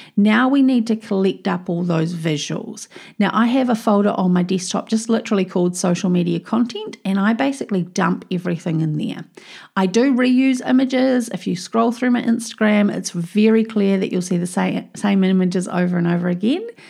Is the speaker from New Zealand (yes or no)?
yes; New Zealand; I'm a Kiwi. You know, here in New Zealand